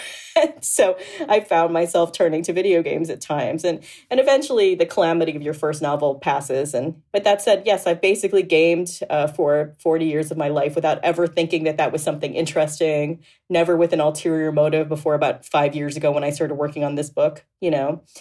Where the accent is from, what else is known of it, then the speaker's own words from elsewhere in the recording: Boca Raton, Florida, United States; I was raised in Boca Raton, Florida